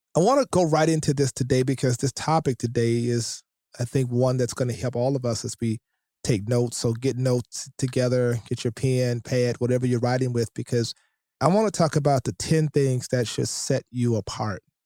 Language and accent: English; Shreveport, Louisiana, United States; I grew up in Shreveport, Louisiana